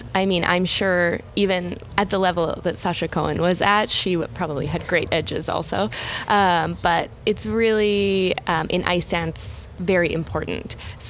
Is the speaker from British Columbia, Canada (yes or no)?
no; Edmonton, Alberta, Canada; I'm from Edmonton, Alberta.